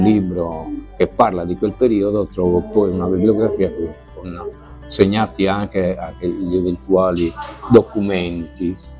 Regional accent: Sardinia, Italy; noi come sardi

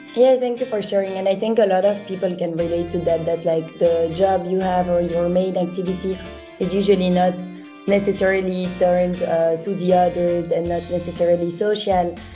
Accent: Belgium; I'm from Belgium

